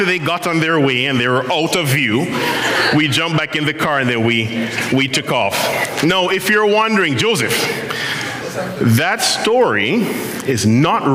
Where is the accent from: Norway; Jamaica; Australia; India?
Jamaica; now in Ottawa, Canada; I'm Jamaican.